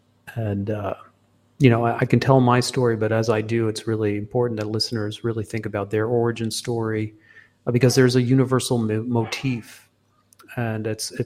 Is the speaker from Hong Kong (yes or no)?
yes; Hong Kong; also born or lived in Singapore; because I was born in Singapore and I was raised in Hong Kong. So the first 18 years of my life I spent in Asia.